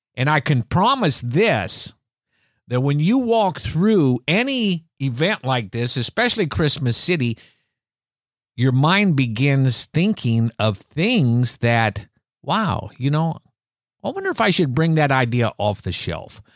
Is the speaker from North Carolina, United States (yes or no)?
no; Iowa, United States; as children growing up in Iowa